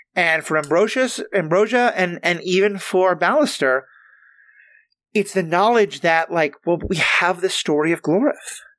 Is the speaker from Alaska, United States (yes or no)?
no; New York City, New York, United States; moved away; I'm from New York City